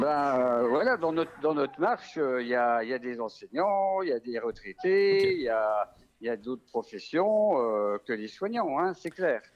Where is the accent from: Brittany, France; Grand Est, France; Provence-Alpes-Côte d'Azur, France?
Grand Est, France; Vosges; accent: Vosgien; c'est un accent vosgien